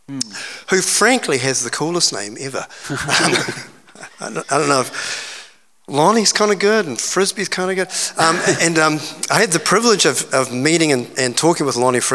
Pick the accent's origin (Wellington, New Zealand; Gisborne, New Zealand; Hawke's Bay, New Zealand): Hawke's Bay, New Zealand; moved away as an adult; also born or lived in Auckland; I grew up in Hawke's Bay